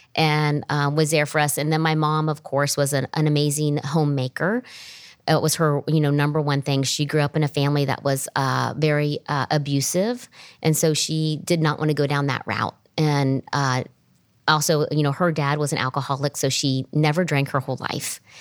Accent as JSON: {"language": "English", "town": "Springfield", "region": "Ohio", "country": "United States", "tie": "born or raised there", "said": "I grew up in Springfield, Ohio"}